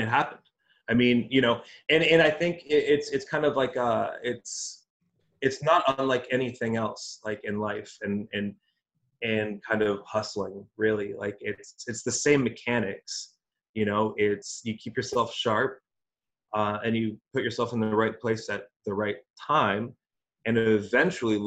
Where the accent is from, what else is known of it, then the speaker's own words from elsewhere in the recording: Alberta, Canada; moved away; also born or lived in Toronto; I was born in Alberta